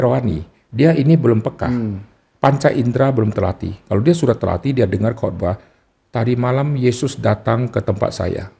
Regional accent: North Sumatra, Indonesia; Jadi di Sumatera Utara, kalau disebut saya Kristen tapi Chinese

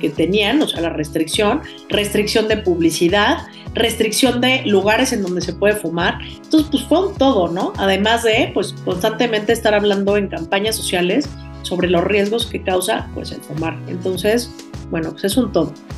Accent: Mexico

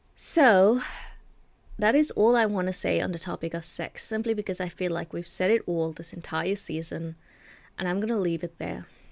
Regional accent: Durban, KwaZulu-Natal, South Africa; I was born in a small city called Durban. Uh, I was brought up in Durban. I was raised there.

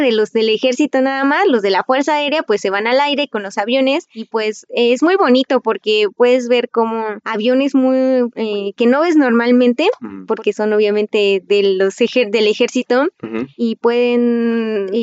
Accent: Mexico

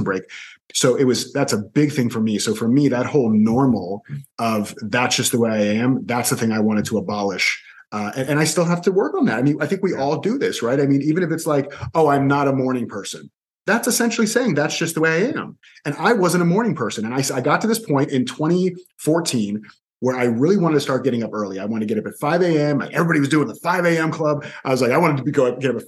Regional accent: Orlando, Florida, United States; also born or lived in Miami; I was born in Miami, but I moved to Orlando with my mom when I was two. And I was in Orlando, and not just in Orlando, I was in the same 1 to 2 mile radius for the next 32 years

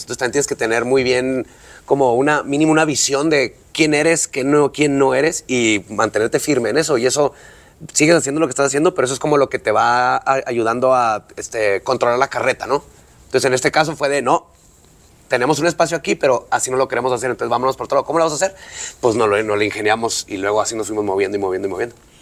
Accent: Ciudad Juárez, Chihuahua, Mexico; somos de Juárez

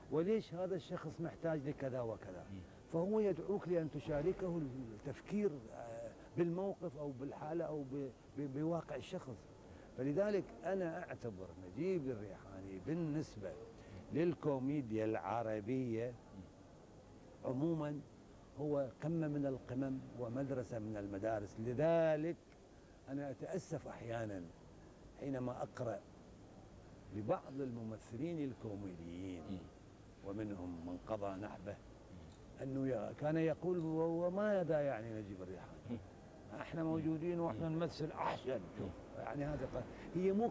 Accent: Iraq; لأنه في شروط عندنا بالعراق من يدخل الكلية الطبية

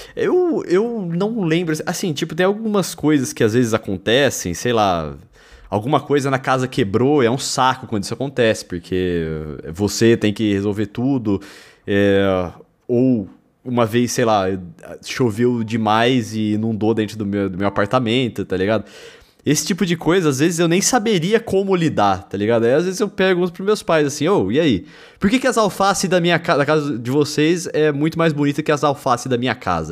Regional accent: Lençóis Paulista, São Paulo, Brazil; now in São Paulo, Brazil; eu e o Brunão somos da mesma cidade, nós somos de Lençóis Paulista

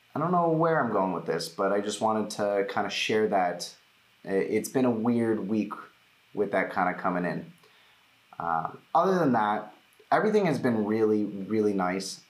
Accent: United States; I'm Jewish, uh, I'm American

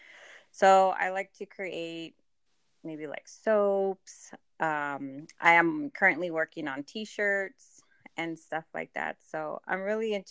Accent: San Antonio, Texas, United States; I'm from San Antonio, Texas

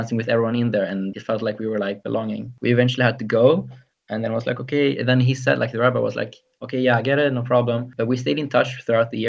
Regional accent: Sweden; I'm from Sweden

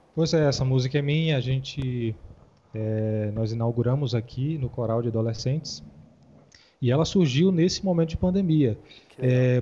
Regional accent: Vitória da Conquista, Bahia, Brazil; also born or lived in Feira de Santana, Brazil; now in Taguatinga, Brazil; eu sou da Bahia. É, nascido em Vitória da Conquista, morei, é, em Feira de Santana, eu venho de Feira de Santana

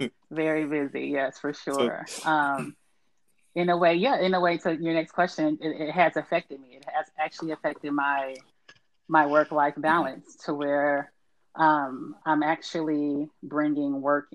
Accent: Kansas City, United States; also born or lived in Detroit, Michigan; now in Los Angeles, United States; I am originally from Detroit, raised in Kansas City, and now I live in Los Angeles, California, with my husband Randall.

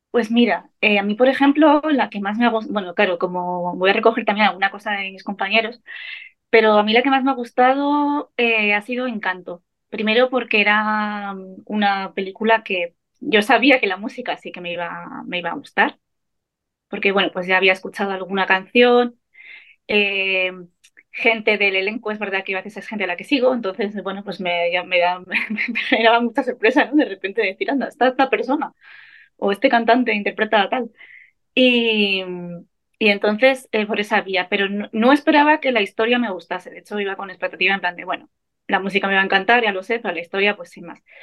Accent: Navarre, Spain; soy Navarra

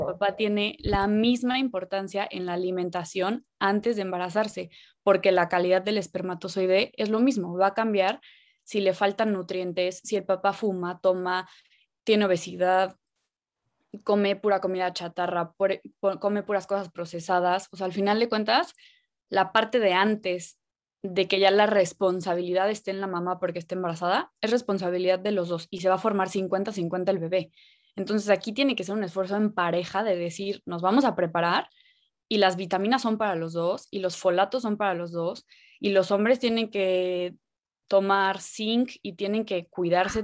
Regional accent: Cancún, Quintana Roo, Mexico; nací en Cancún y siempre he estado muy cerca del mar

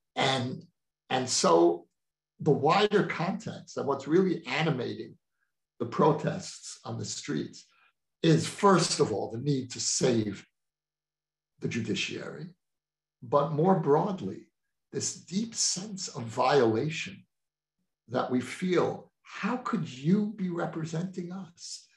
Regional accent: United States; moved away as an adult; now in Israel; someone who was born and raised in the American Jewish community

